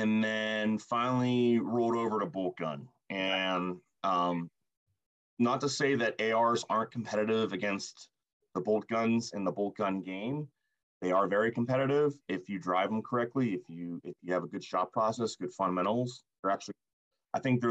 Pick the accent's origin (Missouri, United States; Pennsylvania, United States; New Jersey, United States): Pennsylvania, United States; Pittsburgh; I grew up in Pittsburgh, just north of Pittsburgh.